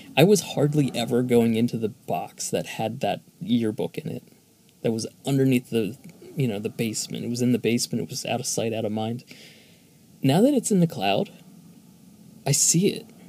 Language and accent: English; Philadelphia, Pennsylvania, United States; Philadelphia is my hometown